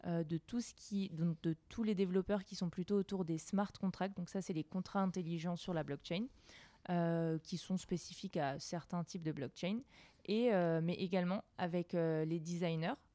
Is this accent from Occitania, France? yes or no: no; Alsace, Grand Est, France; moved away as an adult; also born or lived in Lyon; jeune Alsacienne euh, qui a quitté sa ville pour aller étudier à Lyon.